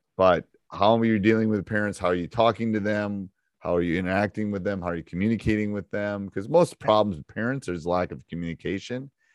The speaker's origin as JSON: {"language": "English", "area": "Upper Peninsula", "region": "Michigan", "country": "United States", "accent": "Midwestern, Yooper", "said": "I got a little bit of that U P -er thing going on, too"}